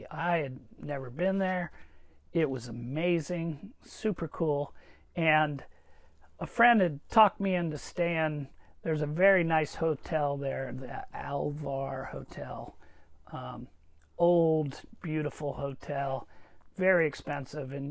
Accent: Charleston, South Carolina, United States; I'm from there. so this guy's from my hometown.

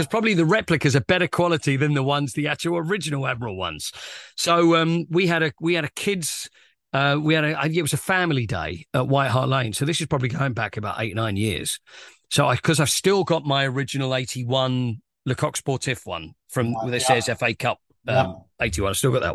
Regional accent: Romford, London, United Kingdom; But when I grew up in Harrowwood near Romford

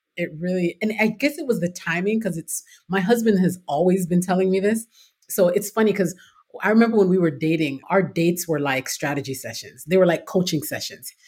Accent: Toronto, Ontario, Canada; moved away as an adult; now in United States; I'm originally from Toronto, Canada. Born and raised there

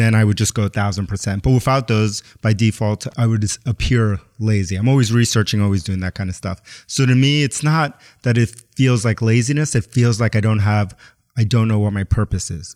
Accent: New York City, New York, United States; I grew up in New York City, but I grew up Puerto Rican, Ecuadorian, was born in the South Bronx. And then my mom moved us to Queens

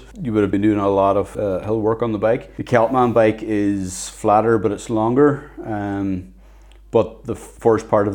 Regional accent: Inishowen, County Donegal, Ireland; I come from Inishowen, Donegal.

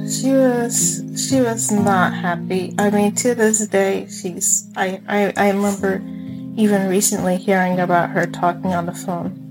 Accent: Mexico; also born or lived in Texas; now in United States; oh, yeah, I grew up in Mexico, but I was born in Texas

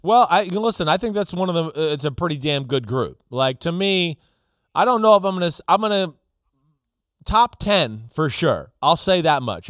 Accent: New Jersey, United States; I'm from New Jersey

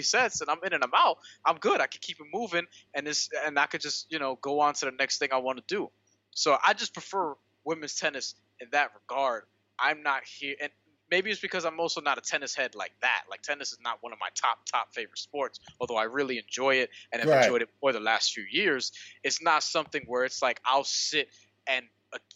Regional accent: New York, United States; I'm a New Yorker

